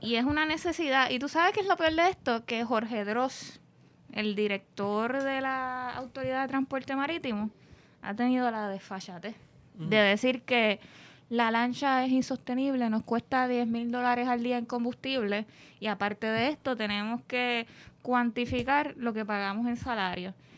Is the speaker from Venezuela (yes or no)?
no; Puerto Rico; aunque los viequenses y los culebrenses se sientan como una nación aparte, por llamarle así, seguimos siendo puertorriqueños